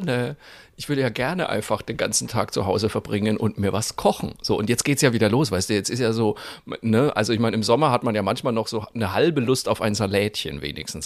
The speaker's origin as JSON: {"language": "German", "town": "Cologne", "region": "North Rhine-Westphalia", "country": "Germany", "moved": "yes", "lives_now": "Franconia, Germany", "said": "als Kölner Flachlandjogger"}